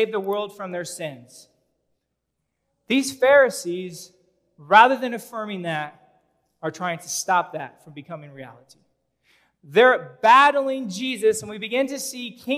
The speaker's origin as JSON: {"language": "English", "town": "Omaha", "region": "Nebraska", "country": "United States", "tie": "born or raised there", "said": "I grew up in North Omaha"}